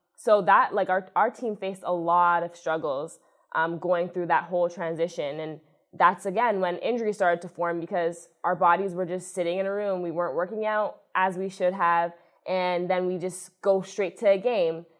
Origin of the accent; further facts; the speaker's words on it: Toronto, Ontario, Canada; moved away as an adult; now in Buffalo, United States; I'm from Toronto, Ontario, Canada, which is not too far away